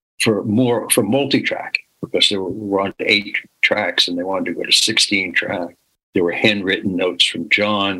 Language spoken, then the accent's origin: English; New York City, New York, United States; I'm born and raised in New York City.